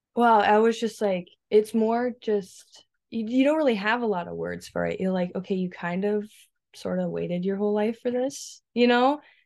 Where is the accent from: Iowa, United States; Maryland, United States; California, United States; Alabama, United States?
Iowa, United States; now in South Dakota, United States; I was born in Iowa, and, um, I was adopted right from the hospital from my two parents, uh, Brad and Judy. And, um, we lived actually on a church campground, so that was kinda fun. My dad was a director, and so I got to spend my early childhood years, basically, like, in the forest